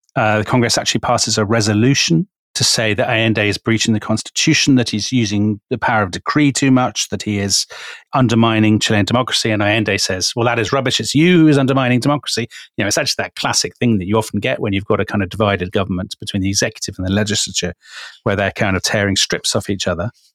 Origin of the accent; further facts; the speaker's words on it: United Kingdom; we're British